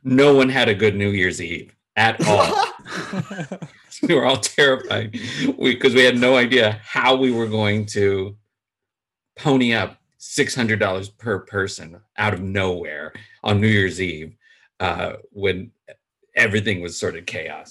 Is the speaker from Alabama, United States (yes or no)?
no; Chicago, Illinois, United States; I am from Chicago